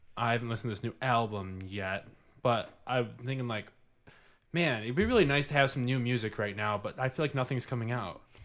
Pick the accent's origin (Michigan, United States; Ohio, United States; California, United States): Michigan, United States; Livonia; I grew up in Livonia, Michigan.